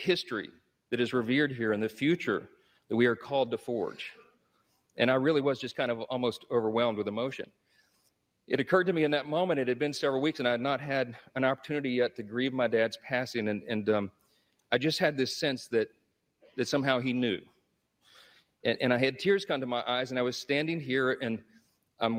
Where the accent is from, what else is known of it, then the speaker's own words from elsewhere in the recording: Shreveport, Louisiana, United States; my hometown of Shreveport, Louisiana, a little town in northwest Louisiana